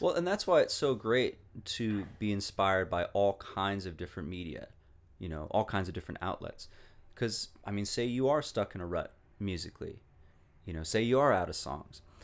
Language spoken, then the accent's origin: English; Walla Walla, Washington, United States; moved away as an adult; also born or lived in East Coast; my hometown of Walla Walla, Washington. I really, I really love the place. I love growing up there.